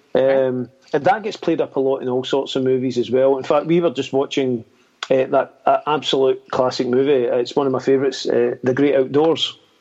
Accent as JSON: {"language": "English", "region": "Scotland", "country": "United Kingdom", "said": "being Scottish"}